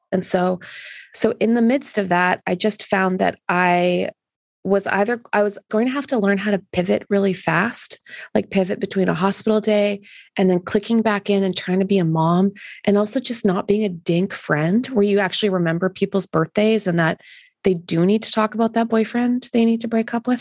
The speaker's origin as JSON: {"language": "English", "country": "Canada", "said": "being Canadian"}